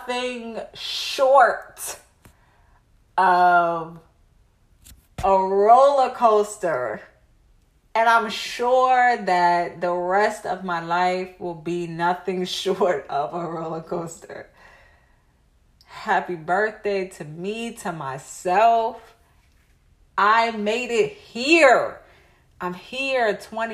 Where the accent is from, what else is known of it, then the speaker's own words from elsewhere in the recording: United States; as an American people